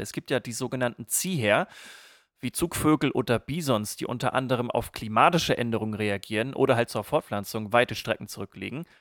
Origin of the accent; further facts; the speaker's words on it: East Frisia, Lower Saxony, Germany; gebürtiger Ostfriese